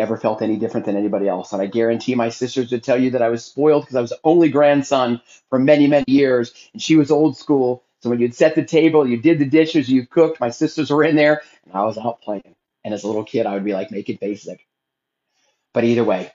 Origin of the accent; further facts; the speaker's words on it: Philadelphia, Pennsylvania, United States; now in Texas, United States; I'm originally from Philadelphia